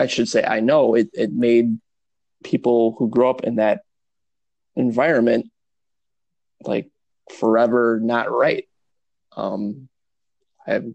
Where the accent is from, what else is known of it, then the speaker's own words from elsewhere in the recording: Milwaukee, Wisconsin, United States; I grew up in Milwaukee